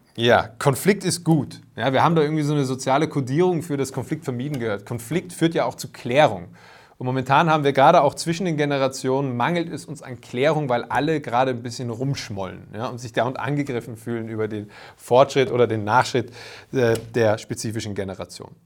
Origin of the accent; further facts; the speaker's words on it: Vienna, Austria; bei uns in Wien